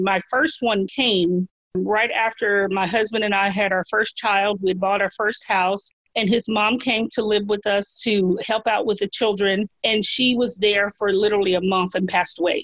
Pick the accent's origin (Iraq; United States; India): United States; Memphis, Tennessee; I grew up here in Memphis, which is where I live now